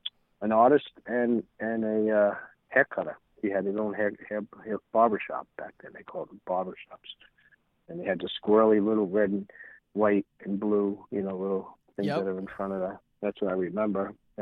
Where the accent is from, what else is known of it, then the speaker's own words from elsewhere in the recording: Deer Park, New York, United States; also born or lived in Brooklyn; I was born in Brooklyn in a two-bedroom apartment, and then they went out to this town called Deer Park out further east on Long Island.